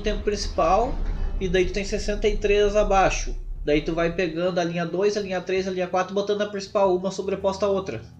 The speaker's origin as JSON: {"language": "Portuguese", "town": "Sapiranga", "region": "Rio Grande do Sul", "country": "Brazil", "tie": "born or raised there", "said": "na minha cidade natal, que é Sapiranga"}